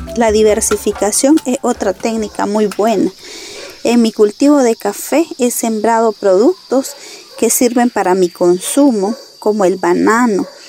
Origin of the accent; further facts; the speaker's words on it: Miraflor, Estelí, Nicaragua; Yo nací en la zona de Miraflor, Nicaragua, donde tengo mi manzana de café